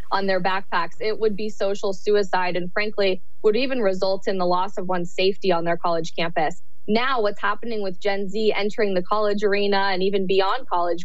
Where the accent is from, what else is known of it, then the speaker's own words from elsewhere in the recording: United States; our entire experience growing up in the United States.